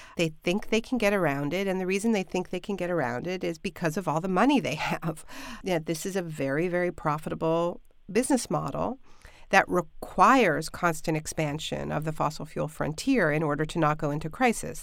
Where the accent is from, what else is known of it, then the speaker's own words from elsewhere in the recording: Canada; now in United States; I'm Canadian, I'm living in the States now, but in Ontario